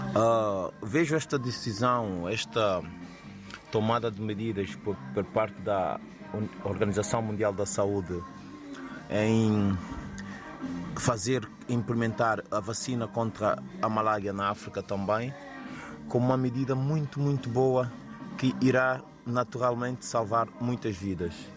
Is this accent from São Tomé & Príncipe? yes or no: yes; São Tomé & Príncipe; moved away; eu, eu como santomense que sou, o meu país